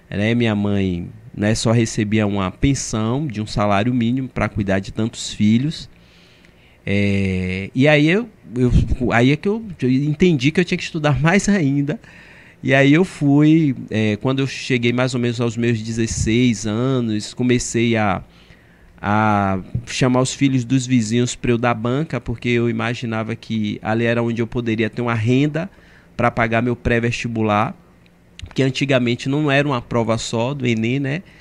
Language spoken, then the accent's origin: Portuguese; Cruz das Almas, Bahia, Brazil; Eu vim do interior, é, sou de Cruz das Almas.